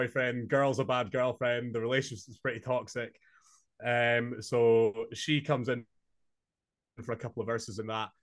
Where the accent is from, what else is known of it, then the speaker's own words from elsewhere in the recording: Inverness, Scotland, United Kingdom; moved away as an adult; now in Glasgow, United Kingdom; I'm from Scotland, born and raised in Inverness, but moved to Glasgow a couple months ago